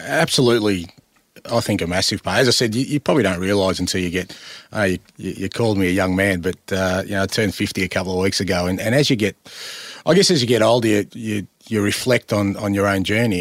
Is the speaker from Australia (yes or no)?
yes; Australia; I'm Australian